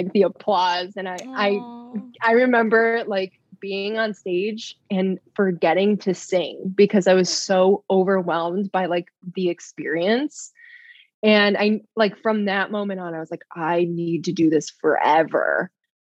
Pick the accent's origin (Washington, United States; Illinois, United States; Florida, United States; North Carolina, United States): Illinois, United States; Burr Ridge; I grew up in ye olde Burr Ridge, Illinois. It's like the southwest suburbs of Chicago.